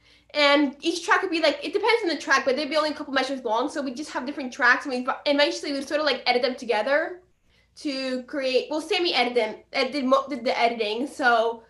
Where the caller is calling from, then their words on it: Hockessin, Delaware, United States; I'm talking from Delaware.